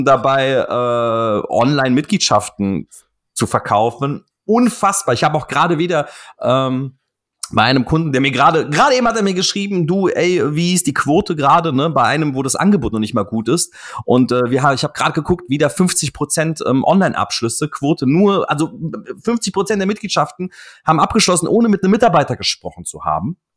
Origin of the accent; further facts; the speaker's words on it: Offenbach am Main, Hesse, Germany; born there; Bruder, aus Offenbach, ja, was, wo, wo soll ich hin, Alter, weißt du, Schwein, ich bin in Offenbach geboren, was willst du von mir